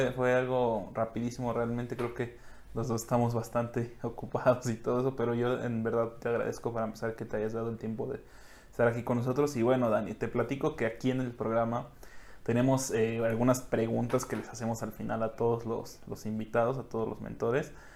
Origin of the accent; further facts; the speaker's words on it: Mexico; como mexicano